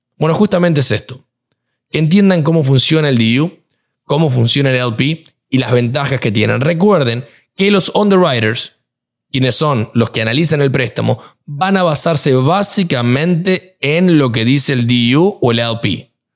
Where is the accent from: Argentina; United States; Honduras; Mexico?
Argentina; moved away; yo soy argentino